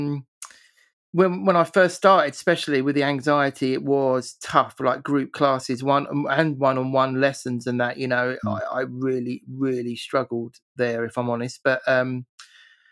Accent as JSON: {"language": "English", "region": "England", "country": "United Kingdom", "said": "I'm typically English"}